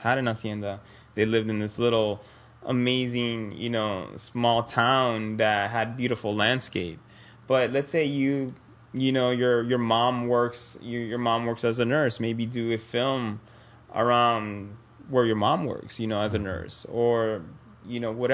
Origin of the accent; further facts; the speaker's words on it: Nicaragua; my home country, Nicaragua, in Central America